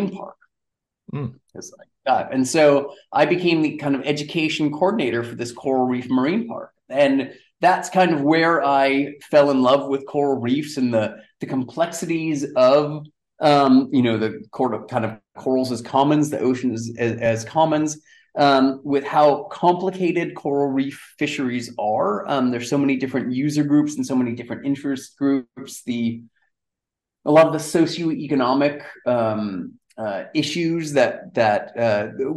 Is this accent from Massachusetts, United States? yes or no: yes; Amherst, Massachusetts, United States; now in Townsville, Australia; I grew up in Amherst, Massachusetts, actually in the hills just outside of Amherst, which is a cool little college town